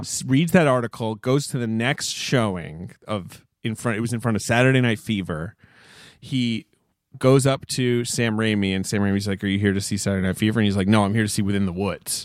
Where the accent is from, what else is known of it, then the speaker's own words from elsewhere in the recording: United Kingdom; I grew up in Britain